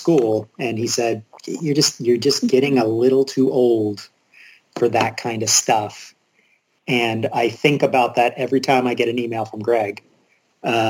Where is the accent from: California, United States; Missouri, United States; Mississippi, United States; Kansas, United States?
Mississippi, United States; I'm from Mississippi, and my family would often drive to Birmingham, Alabama